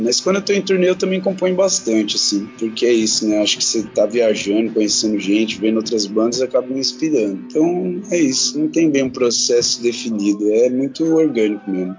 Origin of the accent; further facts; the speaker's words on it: São Paulo, Brazil; moved away; eu venho de São Paulo, capital, né? Nasci, e cresci lá